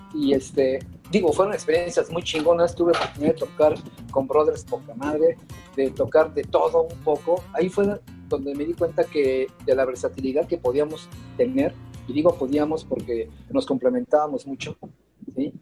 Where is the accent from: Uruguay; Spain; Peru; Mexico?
Mexico; como mexicano estamos muy, muy mal acostumbrados